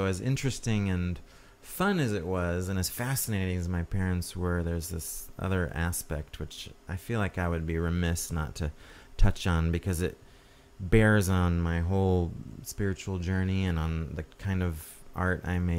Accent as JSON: {"language": "English", "region": "New York", "country": "United States", "tie": "born there", "said": "So I was born in New York State"}